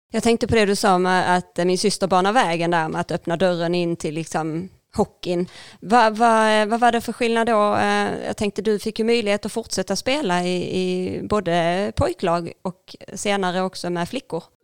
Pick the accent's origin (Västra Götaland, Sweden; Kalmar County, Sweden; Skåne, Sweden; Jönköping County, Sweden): Skåne, Sweden; Ängelholm; vi växte upp på Utmarken